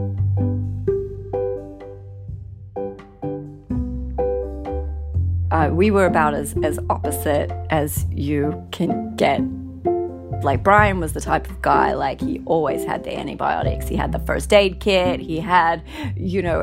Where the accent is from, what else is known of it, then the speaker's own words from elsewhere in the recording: Australia; moved away as an adult; now in North Carolina, United States; growing up in Australia